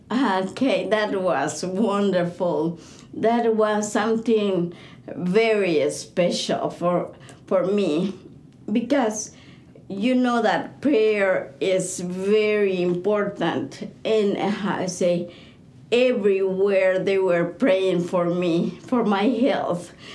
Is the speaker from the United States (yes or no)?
no; Bolivia; I'm from Bolivia.